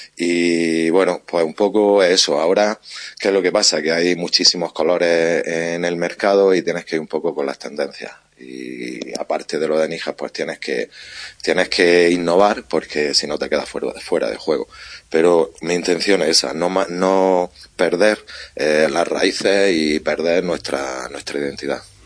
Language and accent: Spanish; Níjar, Andalusia, Spain; soy de Níjar, trabajo en la cerámica desde que nací prácticamente